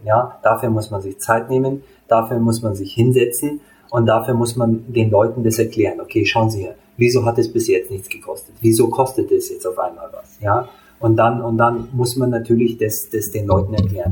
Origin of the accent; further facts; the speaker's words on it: Hungary; ich bin Ungar